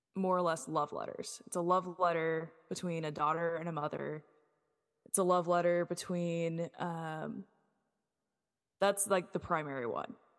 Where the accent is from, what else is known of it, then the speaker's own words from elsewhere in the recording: United States; moved away; also born or lived in Duncan / Fort Smith, Arkansas; my hometown of Duncan or in Fort Smith where I, I went for high school